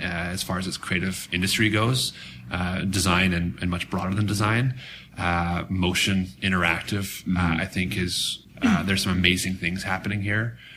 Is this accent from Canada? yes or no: yes; Canada; as a Canadian